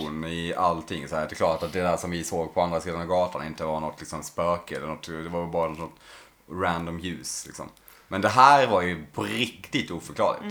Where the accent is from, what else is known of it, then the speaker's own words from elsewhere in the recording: Blekinge, Sweden; Jag och Sebbe, där vi kommer från